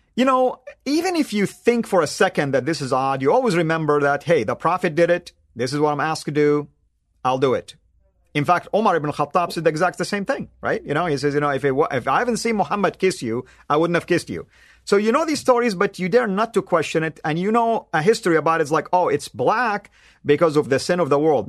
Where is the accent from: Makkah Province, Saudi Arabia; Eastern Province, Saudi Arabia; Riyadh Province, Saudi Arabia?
Makkah Province, Saudi Arabia; Jeddah; I grew up in Jeddah, Saudi Arabia, which is on the West Coast